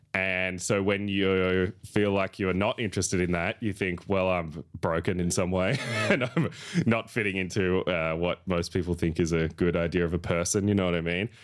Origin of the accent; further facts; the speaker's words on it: Echuca, Victoria, Australia; moved away as an adult; now in Melbourne, Australia; I'm very happy to have grown up there